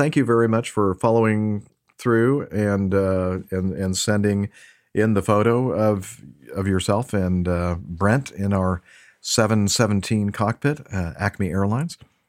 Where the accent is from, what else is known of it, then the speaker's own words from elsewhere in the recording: Japan; Although I am from Japan, I want to become a pilot, especially an airline pilot, in the future in the U.S.